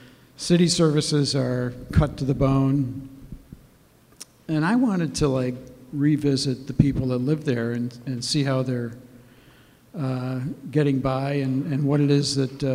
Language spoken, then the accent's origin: English; Detroit, Michigan, United States; now in Chicago, United States; I'm originally from Detroit.